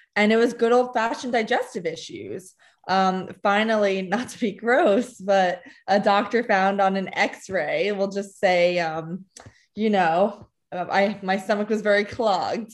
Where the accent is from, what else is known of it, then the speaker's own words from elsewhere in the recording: New Jersey, United States; also born or lived in Connecticut / Lima, Peru / California; I was born in Connecticut, raised most of my life in New Jersey. Um, moved to Lima, Peru for two years, back to New Jersey